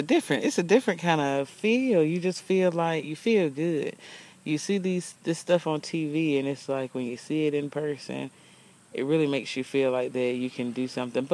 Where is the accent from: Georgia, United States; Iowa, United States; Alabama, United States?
Alabama, United States; we are from Alabama